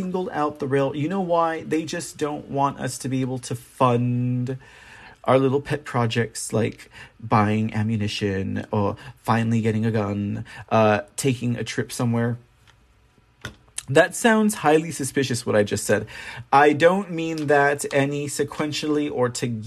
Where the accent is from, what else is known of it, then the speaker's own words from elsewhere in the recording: Texas, United States; as a Texan